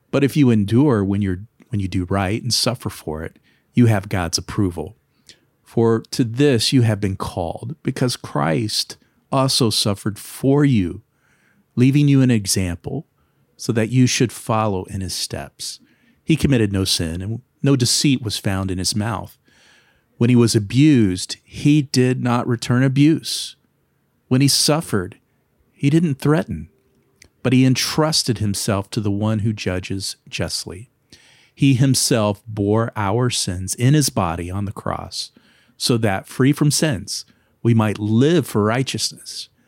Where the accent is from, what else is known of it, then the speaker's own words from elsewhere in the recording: Kentucky, United States; I'm from Kentucky.